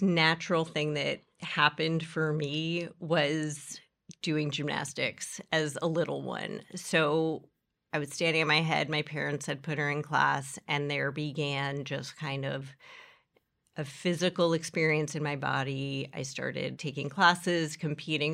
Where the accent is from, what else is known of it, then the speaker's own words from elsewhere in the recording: New York City, New York, United States; where I grew up here in Horace Mann